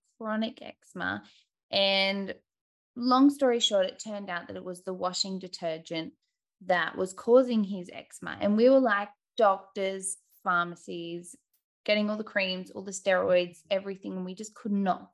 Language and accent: English; Australia; accent: Bogan; I'm from Australia, hence the Bogan accent.